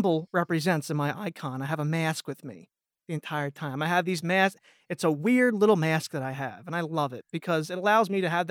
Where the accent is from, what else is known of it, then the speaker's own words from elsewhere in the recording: Pennsylvania, United States; accent: Jersey and Philly; I am very Jersey and Philly. I am from Pennsylvania